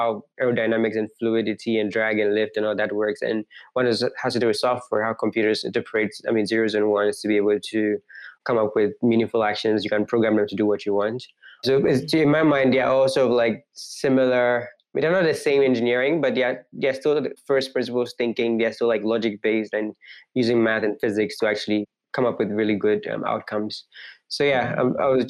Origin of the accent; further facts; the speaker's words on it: Accra, Greater Accra, Ghana; moved away as an adult; now in United States; Growing up, I grew up in like a city in Ghana, I mean, the capital city in Ghana